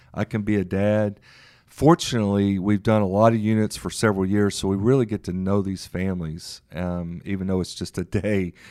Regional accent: Memphis, Tennessee, United States; now in Dallas, United States; born and raised in Memphis, Tennessee

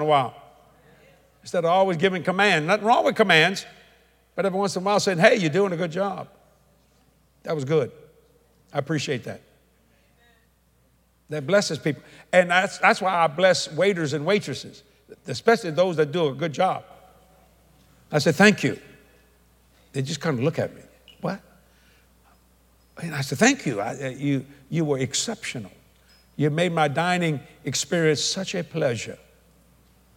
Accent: United States; I'm an American

